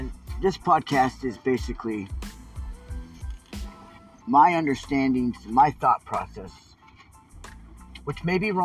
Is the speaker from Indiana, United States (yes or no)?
no; Portland, Oregon, United States; I grew up in Portland, Oregon.